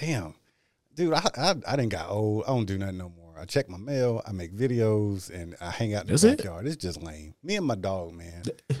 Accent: Austin, Texas, United States; also born or lived in Cherry Point, North Carolina; now in Houston, United States; I'm glad I made it back to Houston. It was close enough to Austin, Texas. That's my hometown.

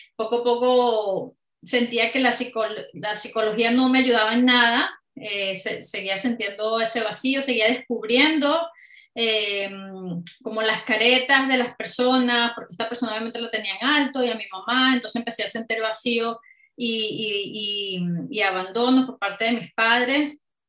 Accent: Caracas, Capital District, Venezuela; moved away as an adult; now in United Kingdom; una chica venezolana, eh, soy de Caracas y bueno, llevo ya más de 14 años fuera de Venezuela, pero aquí en el Reino Unido

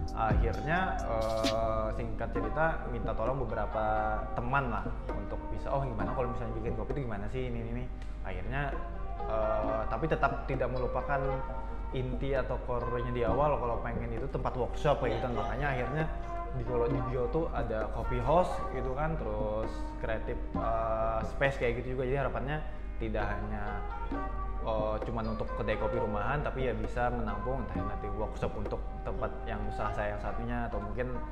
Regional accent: Banjarbaru, South Kalimantan, Indonesia; saya dari Banjarbaru

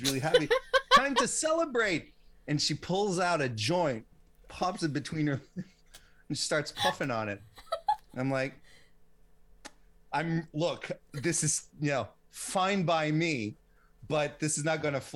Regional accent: Quebec, Canada; I'm a Canadian

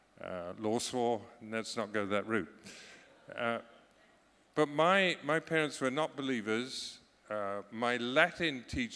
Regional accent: Scotland, United Kingdom; You can call me British, you cannot call me English, because I'm Scottish.

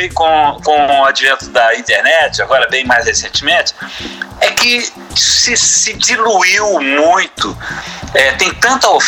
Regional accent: Franca, São Paulo, Brazil; born there; Eu nasci em Franca, mas é, minha sede é mineira, ali sul de Minas, né?

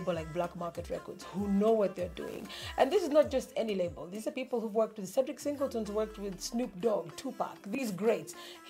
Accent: Kenya; born there; I was born in Kenya.

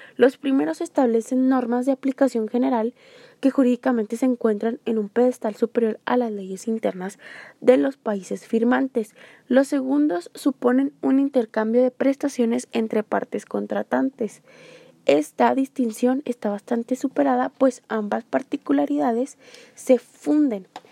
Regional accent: Mexico; nosotros los mexicanos

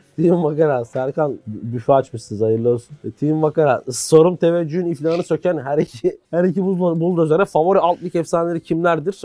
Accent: Istanbul, Turkey; born or raised there

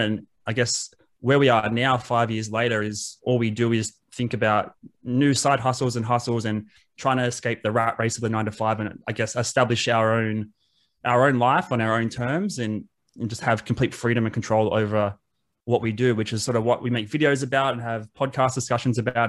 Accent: Wollongong, New South Wales, Australia; I grew up in Wollongong

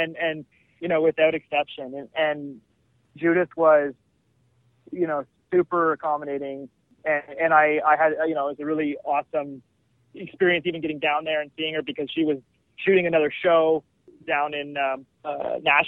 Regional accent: Canada; we're Canadian

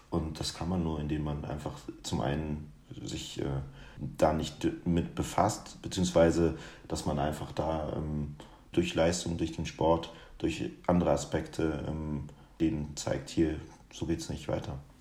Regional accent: Guinea; now in Germany; ein Gericht aus meiner Heimat

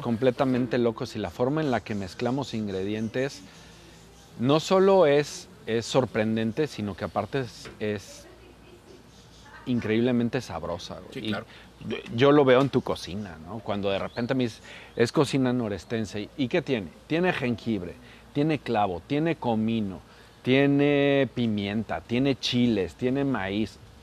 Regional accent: Morelos, Mexico; Yo soy morelense

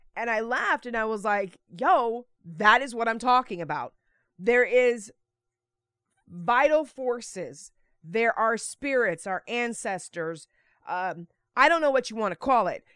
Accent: Texas, United States; moved away; also born or lived in Naples; I was born in Texas.

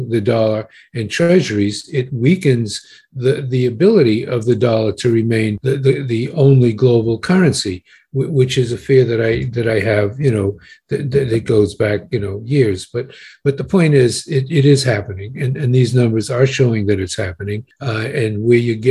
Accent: United States; I'm an American

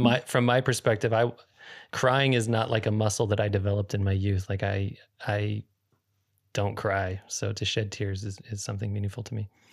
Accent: Northern California, United States; I grew up in Northern California for a portion of my childhood

